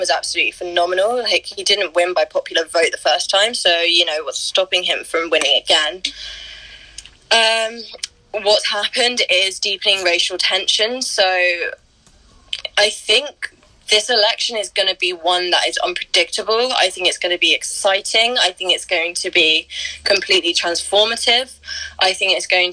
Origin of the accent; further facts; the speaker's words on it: Brighton, South East England, United Kingdom; I'm going to a protest in Brighton on Saturday, which is where I'm from. Our protests haven't even started in my hometown